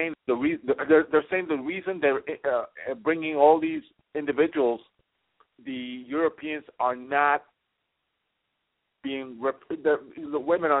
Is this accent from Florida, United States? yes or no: no; New York City, New York, United States; moved away; when I was growing up in New York City